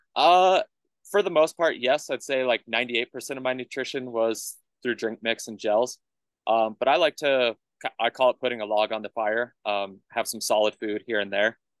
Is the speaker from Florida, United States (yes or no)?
no; Colorado Springs, Colorado, United States; also born or lived in Tucson, Arizona; I head back to Colorado Springs. That's my hometown